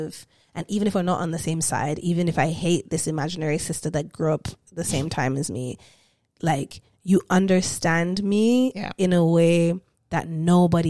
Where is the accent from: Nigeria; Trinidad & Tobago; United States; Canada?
Nigeria; moved away; we're all women here, we're cis women, we are Nigerian